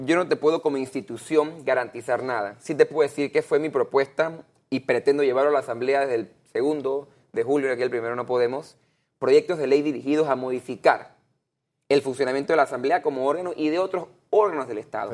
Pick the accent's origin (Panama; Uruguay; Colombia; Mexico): Panama; nosotros como panameños